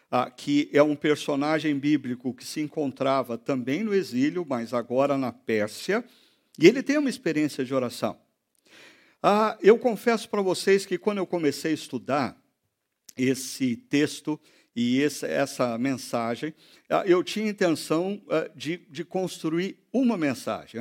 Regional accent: Brazil; nós somos brasileiros

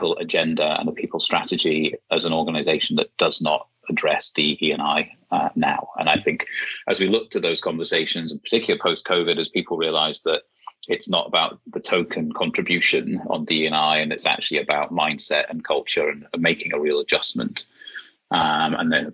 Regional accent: Aberdeen, Scotland, United Kingdom; also born or lived in London; now in York, United Kingdom; I grew up in Aberdeen

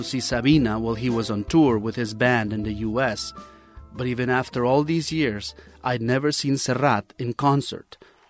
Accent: Xalapa, Veracruz, Mexico; moved away; my hometown of Jalapa, Veracruz.

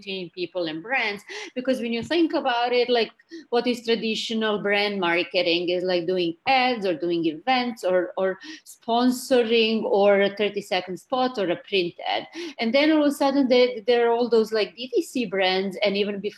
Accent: Belgrade, Serbia; moved away as an adult; now in New York, United States; I'm Serbian. I came from Belgrade to do my master's and my PhD

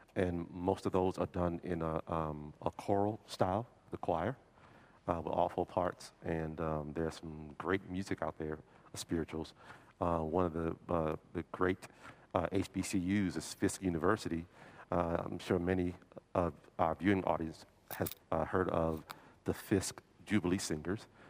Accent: New Orleans, Louisiana, United States; moved away; I'm from New Orleans originally

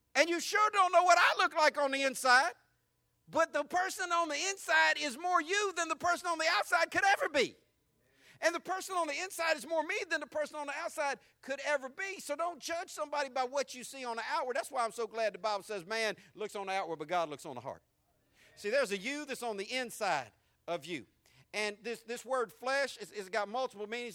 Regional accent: Jacksonville, Florida, United States; accent: country; also born or lived in San Diego, California / England; I learned to talk like this on the west side of Jacksonville

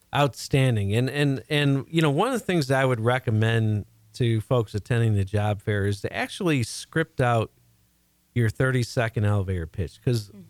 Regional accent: Chicago, Illinois, United States; now in Houston, United States; I'm originally from the Chicago area, and I absolutely love being down here in Houston

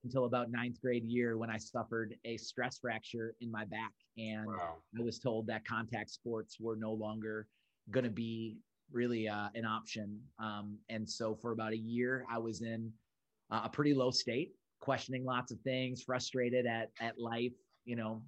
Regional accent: Minneapolis, Minnesota, United States; I'm from Minneapolis and I've grown up in Minneapolis my whole life

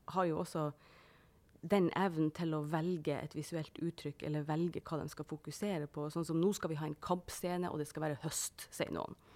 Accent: Northern Norway, Norway; det er helt vanlig for oss hjemme i Nord-Norge å si at du slokner på sofaen og sånn

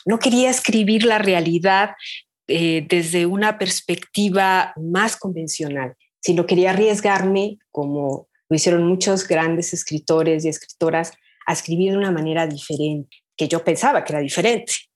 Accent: Guadalajara, Jalisco, Mexico; also born or lived in France; yo soy originaria de, Jalisco, de Guadalajara. Nací aquí y bueno, he vivido prácticamente

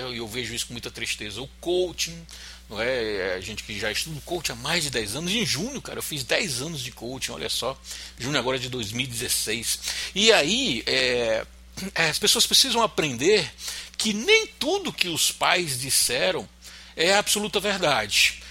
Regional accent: Fortaleza, Ceará, Brazil; Eu sou de Fortaleza

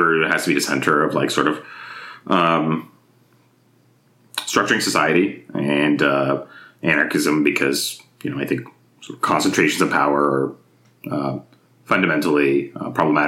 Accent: Izmir, Turkey; also born or lived in Mississippi / Orange County, California; now in United States; So growing up in Turkey, I was like growing up in Izmir, which is like a city on the western coast of Turkey

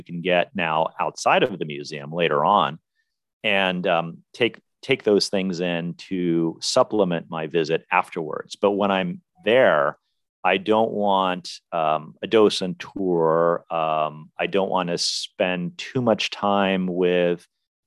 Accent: Washington, District of Columbia, United States; now in Los Angeles, United States; DC, my hometown

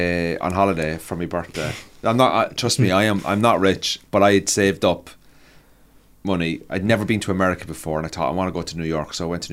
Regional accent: Cork, Munster, Ireland; And I'm from Cork.

